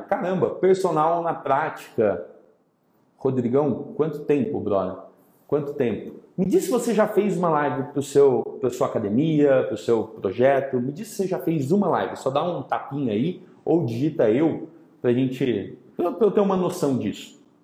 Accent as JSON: {"language": "Portuguese", "town": "São Carlos", "region": "São Paulo", "country": "Brazil", "tie": "born or raised there", "said": "de São Carlos, minha terra natal"}